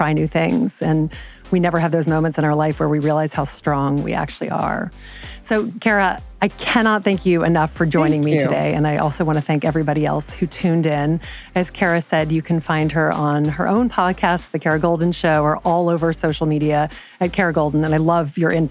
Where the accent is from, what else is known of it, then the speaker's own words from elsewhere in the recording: Deep South, United States; I can remember growing up in the Deep South